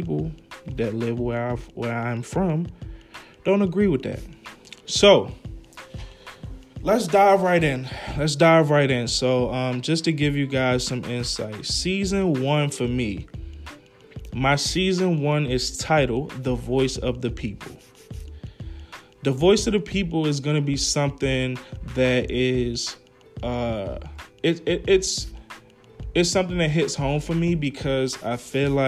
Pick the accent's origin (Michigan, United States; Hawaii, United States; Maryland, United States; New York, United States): Maryland, United States; Baltimore; moved away as an adult; now in Atlanta, United States; I'm from Baltimore, originally from Baltimore, Maryland. Emerson Village, West Side.